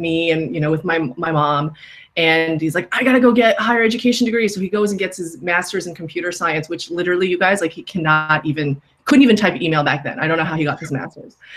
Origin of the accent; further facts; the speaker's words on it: New York City, New York, United States; I grew up in New York City, literally in Queens, in Flushing